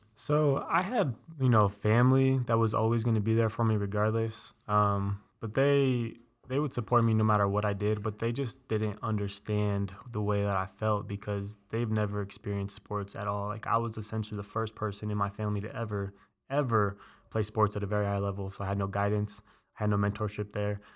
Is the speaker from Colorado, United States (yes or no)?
yes; Colorado Springs, Colorado, United States; also born or lived in Denver; I was born in Colorado Springs